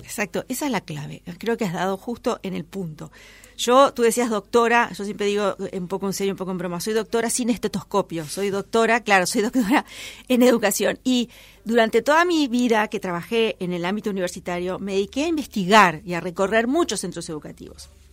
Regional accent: Uruguay

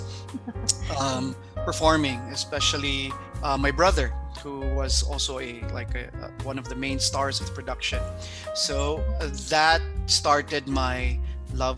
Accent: Philippines; moved away; I come from the Philippines, our culture there is very open to the arts

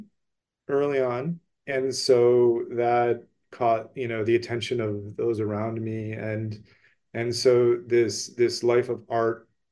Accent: Cleveland, Ohio, United States; I was born and raised in Cleveland.

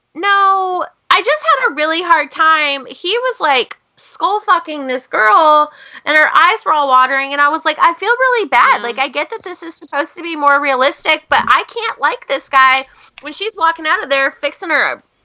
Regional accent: Pacific Northwest, United States; I'm from the Pacific Northwest, where logging is a big thing

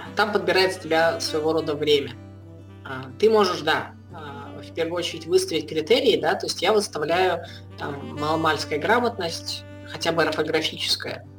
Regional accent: Belarus; я пускай белорус

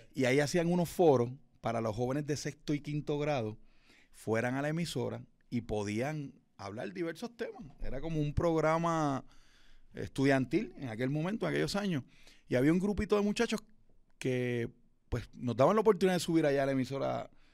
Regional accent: Fajardo, Puerto Rico; Yo soy de Fajardo, Puerto Rico

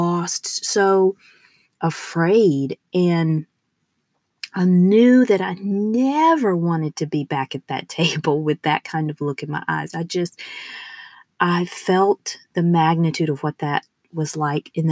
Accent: the southern United States, United States; accent: southern; I am from the southern part of the United States. So, although I have rigorously tried to rid myself of my southern accent, it has stuck

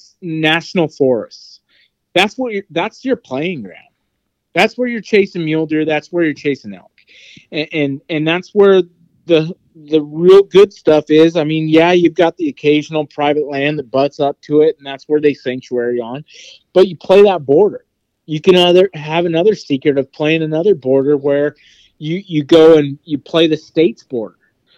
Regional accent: Wyoming, United States; I've been born and raised in Wyoming.

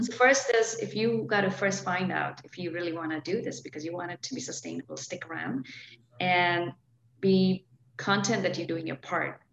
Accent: India; moved away as an adult; now in Portland, United States; I was born and brought up in India

